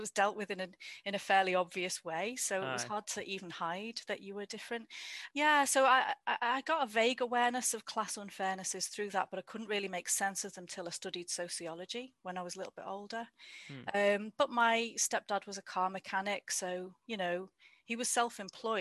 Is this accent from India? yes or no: no; the Wirral, North West England, United Kingdom; moved away as an adult; also born or lived in Liverpool / Derby; now in Cheshire, United Kingdom; I grew up on the Wirral, which is in between sort of Liverpool, Wales